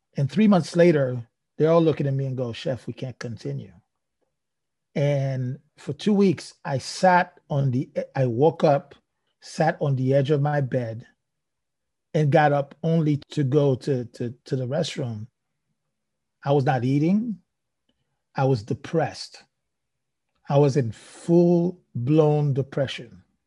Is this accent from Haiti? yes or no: yes; Haiti; growing up in Haiti, in, in, in somewhat a very poor country